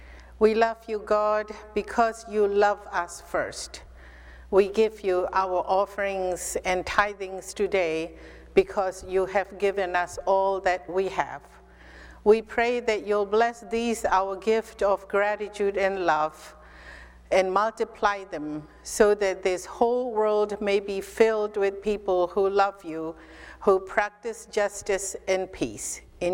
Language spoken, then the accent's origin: English; Mizoram, India; first language Mizo; English is a second language; It is love in my mother tongue called Mizo.